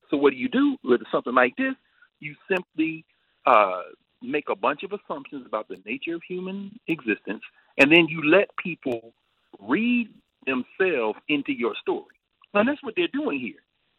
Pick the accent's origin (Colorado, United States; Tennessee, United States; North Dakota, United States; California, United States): Tennessee, United States; Nashville; Vanderbilt, my hometown in Nashville